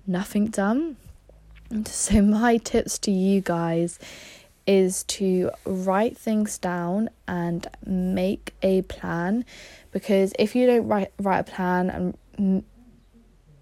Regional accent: Somerset, South West England, United Kingdom; I am from Somerset. I've been here my whole life

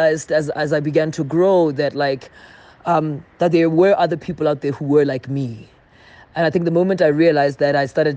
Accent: South Africa; my experience largely growing up in South Africa

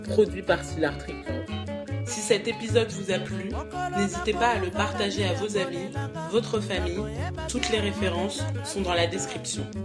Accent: France; J'ai 22 ans, j'ai grandi en France, mais toute ma famille est originaire du Congo-Brazzaville.

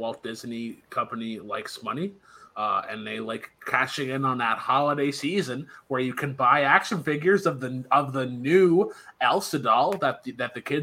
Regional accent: Canada; as a Canadian

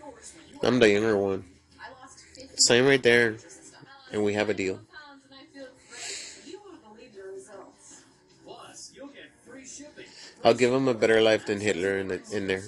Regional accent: Laredo, Texas, United States; moved away as an adult; now in San Antonio, United States; I remember when I first moved to San Antonio 17 years ago. They told me, where are you from? And I said, Laredo, Texas.

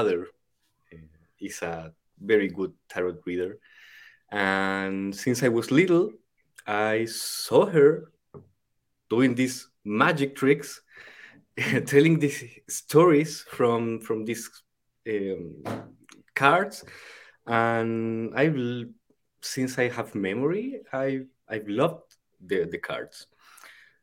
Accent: Chile; first language Spanish; English is a second language; I'm from the El Kibale in the Chilean Andes

